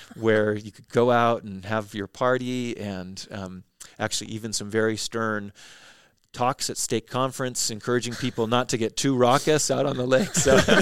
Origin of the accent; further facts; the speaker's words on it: Utah Valley, United States; I grew up here in Utah Valley